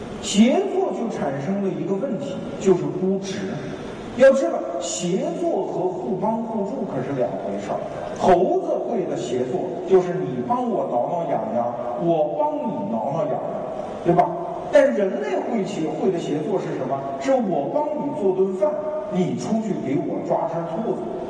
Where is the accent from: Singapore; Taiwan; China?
China; 我们中国人经常受一个骗啊